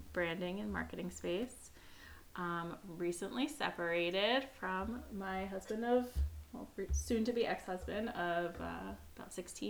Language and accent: English; East Coast, United States; now in Michigan, United States; I'm originally from the East Coast, so I think I'm the only non-Michigander